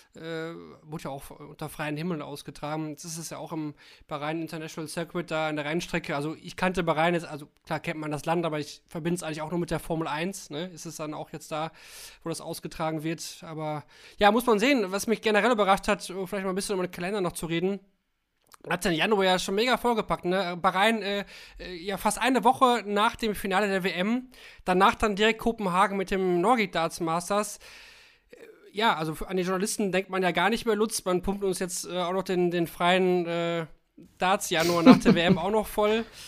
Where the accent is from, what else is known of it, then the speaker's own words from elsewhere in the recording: Kalkar, North Rhine-Westphalia, Germany; now in Essen, Germany; also ich wohne da nicht mehr, ich wohne mittlerweile in Essen, aber ich komme aus Kalkar.